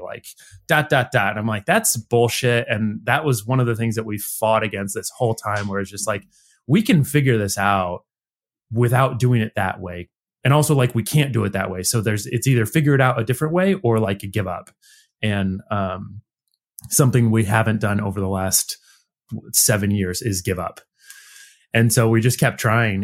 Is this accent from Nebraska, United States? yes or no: yes; Nebraska, United States; moved away; we're all originally from Nebraska, again, central Midwest United States